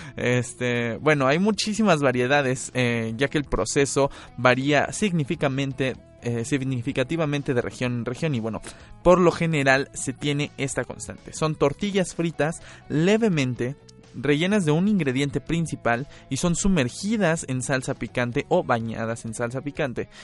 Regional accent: Mexico; nuestra genética como mexicanos

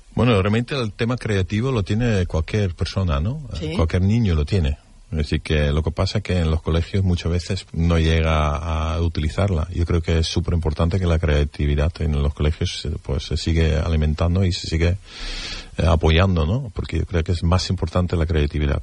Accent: Netherlands; Spanish is a second language; now in Spain; en mi país

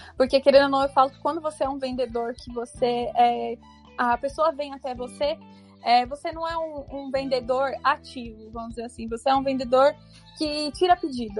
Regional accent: São Paulo, Brazil; Então eu já moro aqui desde que eu nasci, nasci aqui em São Paulo mesmo

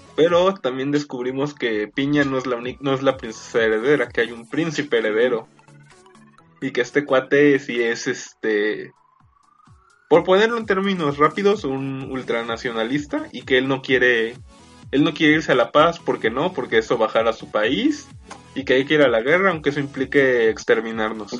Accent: Mexico; somos mexicanos

